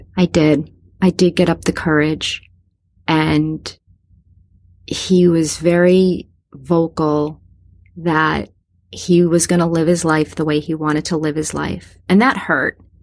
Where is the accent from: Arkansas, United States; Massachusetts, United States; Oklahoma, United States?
Massachusetts, United States; we're from Massachusetts.